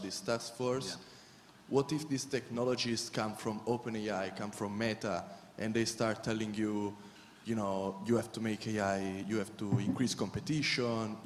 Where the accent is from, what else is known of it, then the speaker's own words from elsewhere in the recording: Italy; from Italy. Sorry, I'm not from UK